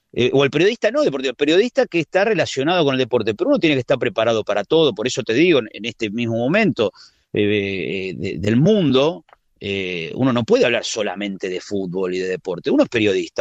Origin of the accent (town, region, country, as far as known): Buenos Aires, Argentina; moved away as an adult; now in Spain